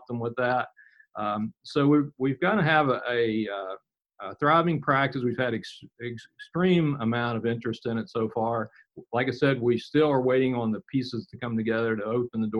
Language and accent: English; Weston, West Virginia, United States; I've lived here in West Virginia almost all my life. I was born here in Weston, and I still live here and work here